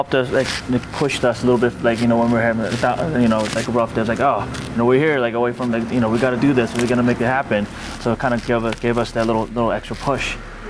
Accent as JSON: {"language": "English", "town": "Temecula", "region": "California", "country": "United States", "said": "Like, I'm from Temecula, which is also a kind of like a subset of California AVA, you know, very small region."}